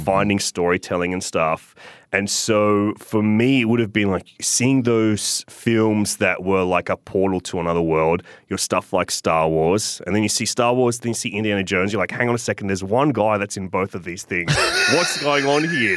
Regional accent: Sydney, New South Wales, Australia; I grew up in Inner West Sydney

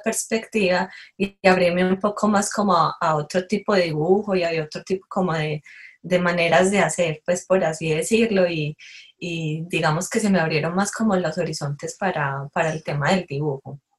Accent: Itagüí, Antioquia, Colombia; crecimos en, en Medellín, en un municipio que se llama Itagüí, entonces realmente es pequeño.

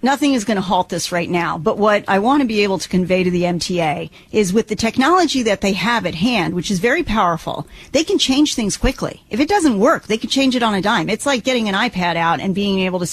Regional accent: New York City, New York, United States; I'm from Brooklyn

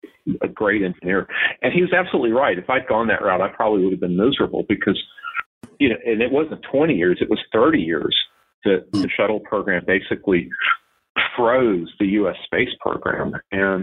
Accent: North Carolina, United States; also born or lived in Seymour Johnson Air Force Base, North Carolina; now in Savannah, United States; growing up in North Carolina with the mountains and the rocks

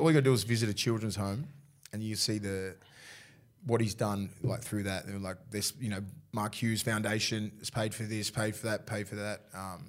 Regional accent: Toronto, New South Wales, Australia; I'm from Toronto, which we used to play against each other in the juniors.

